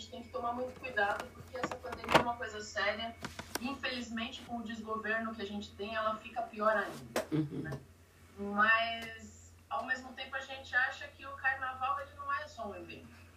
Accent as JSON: {"language": "Portuguese", "region": "São Paulo", "country": "Brazil", "tie": "born or raised there", "said": "sou nascida e criada aqui no Butantã, na região oeste da cidade de São Paulo."}